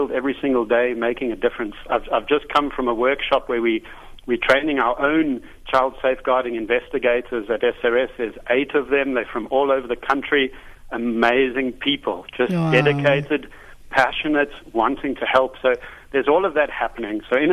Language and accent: English; South Africa; growing up in South Africa